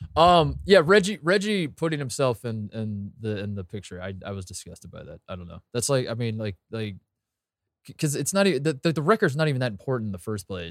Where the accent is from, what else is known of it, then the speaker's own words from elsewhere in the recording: Indianapolis, Indiana, United States; growing up in Indy